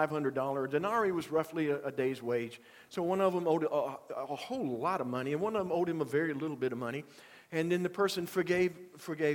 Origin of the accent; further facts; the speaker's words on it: Union, South Carolina, United States; first language English; moved away; I go back to Union to fill in for someone, to, you know, to preach at a church there in my hometown